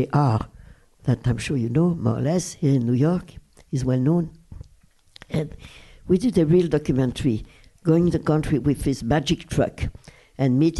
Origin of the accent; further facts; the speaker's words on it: Brussels, Brussels-Capital Region, Belgium; English is a second language; moved away; the house where I was raised in Brussels.